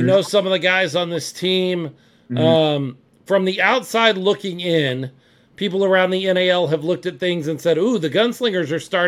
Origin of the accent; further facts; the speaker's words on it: Dallas, Texas, United States; I grew up in the Dallas area